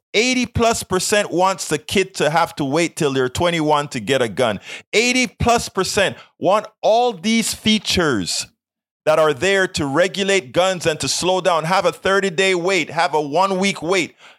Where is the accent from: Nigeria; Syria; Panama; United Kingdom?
Panama; now in United States; I am from South America. I'm from Panama. I am a legal uh, re- legal naturalized citizen of the United States of America